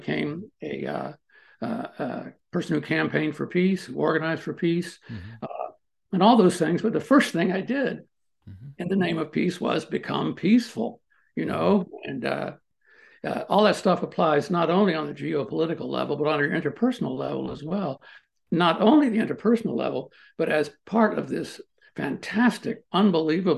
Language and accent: English; Maryland, United States; moved away as an adult; also born or lived in Washington, D.C. / College Park, Maryland / Boulder, Colorado / Colorado Springs, Colorado; now in Missouri, United States; I grew up there. I was born in Washington, D.C. And when I say Maryland, I mean the D.C. area